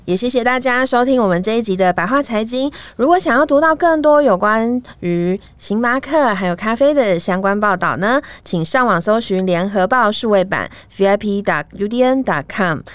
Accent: Taiwan; 我们台湾人的心中有一个这么有重要的地位

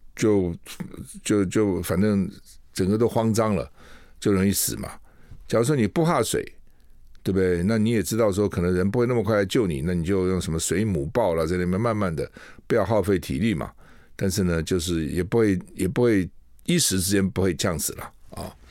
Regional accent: Taiwan; 我们台湾人

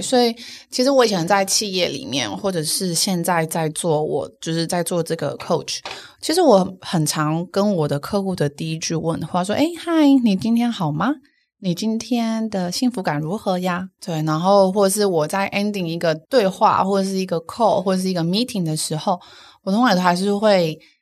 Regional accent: Changhua County, Taiwan; 我在彰化长大，然后我个子很高

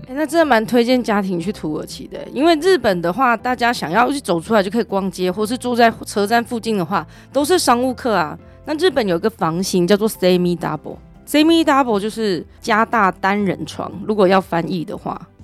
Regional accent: Taiwan; 我们台湾人

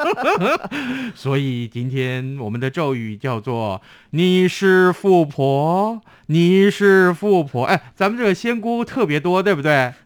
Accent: Tainan, Taiwan; 跟我的家乡有关

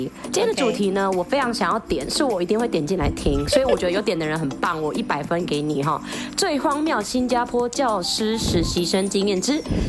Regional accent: Philippines; 因为我我是菲律宾人嘛，所以其实本来就没有在过这个节的习惯。

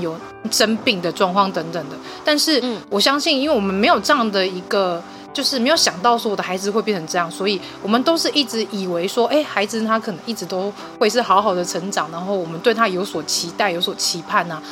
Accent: Taiwan; 我们台湾的

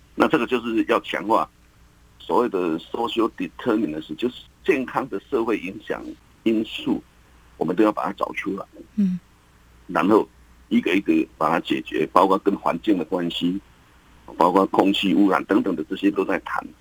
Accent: Taiwan; 我们台湾人

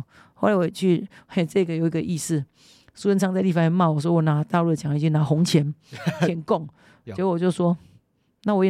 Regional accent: Kinmen County, Taiwan; 我在金门，我是第二十八代的子孙，第二十八代书书本的书书字辈，我们金门很重宗族，很重辈分。

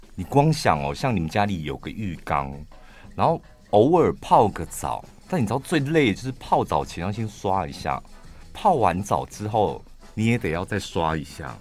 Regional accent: Taichung, Taiwan; 我身为台中人

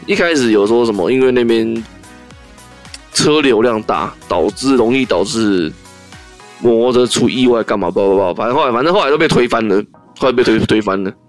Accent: Taiwan; 我们台湾人经不起，经不起第二次的三级了

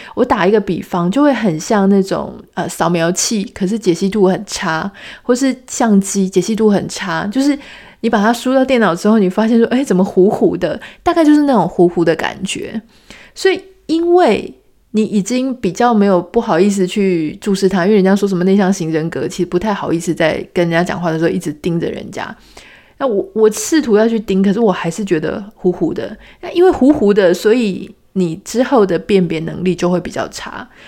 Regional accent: Taiwan; 我们都是台湾人

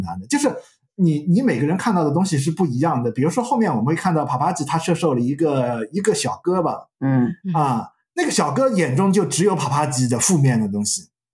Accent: China; 我们中国人的含糖文化

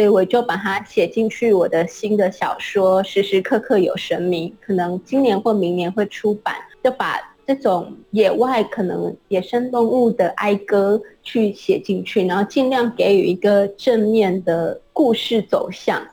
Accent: Chiayi, Taiwan; now in Taitung, Taiwan; 嘉义市时候的故乡，虽然我从小在街道上就会看到很多石猴艺术

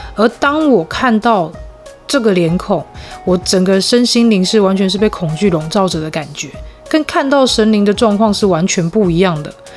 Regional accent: Tainan, Taiwan; moved away as an adult; now in northern Taiwan; 来自台南

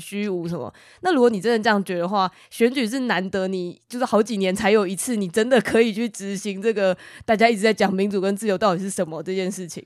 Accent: Taiwan; 我们身为台湾人

